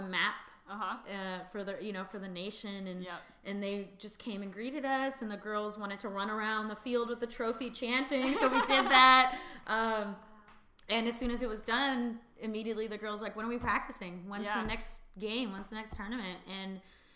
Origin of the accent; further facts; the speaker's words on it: East Bay, California, United States; now in San Francisco, United States; I'm originally from the East Bay, so I always knew I'd end up back in the Bay Area to be close to my family